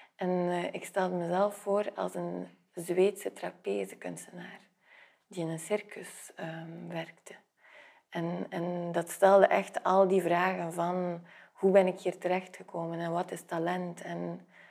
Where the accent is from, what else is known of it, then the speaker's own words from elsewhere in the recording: Flanders, Belgium; moved away; also born or lived in south of France / Brussels; ben ik Vlaming.